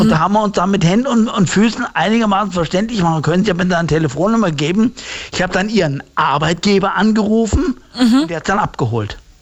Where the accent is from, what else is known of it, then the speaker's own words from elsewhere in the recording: Heusenstamm, Hesse, Germany; Aus Holzenstamm